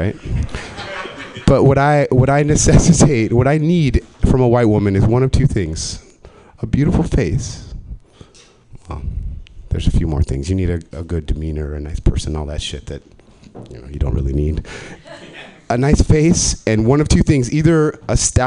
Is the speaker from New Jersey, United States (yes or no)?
no; Omaha, Nebraska, United States